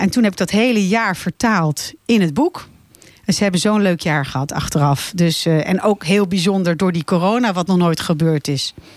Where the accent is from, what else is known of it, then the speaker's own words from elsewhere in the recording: Laren, North Holland, Netherlands; now in Blaricum, Netherlands; ik kom eigenlijk oorspronkelijk uit Laren. Oh, dus ik ben een beetje een Larense die nu in Blaricum woont